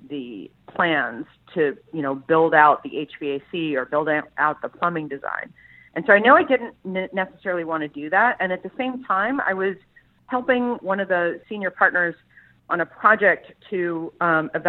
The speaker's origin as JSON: {"language": "English", "town": "Columbus", "region": "Ohio", "country": "United States", "tie": "born or raised there", "said": "Like I grew up in Columbus, Ohio, and I didn't want to be landlocked anymore."}